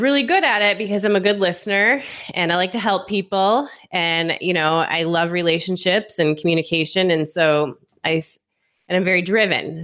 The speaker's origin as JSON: {"language": "English", "area": "outside Detroit", "region": "Michigan", "country": "United States", "tie": "born or raised there", "also_born_or_lived": "North Carolina / Las Vegas", "moved": "as an adult", "said": "I'm originally from Michigan, um, just outside of Detroit in the suburbs"}